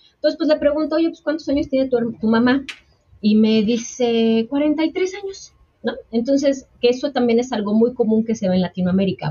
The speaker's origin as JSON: {"language": "Spanish", "country": "Mexico", "said": "la mayoría de los mexicanos y de los latinoamericanos vamos con esta"}